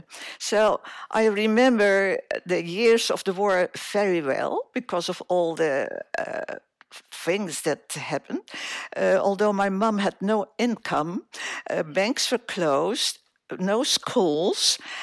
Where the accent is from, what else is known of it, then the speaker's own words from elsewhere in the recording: Surabaya, East Java, Indonesia; Well, I was born in Indonesia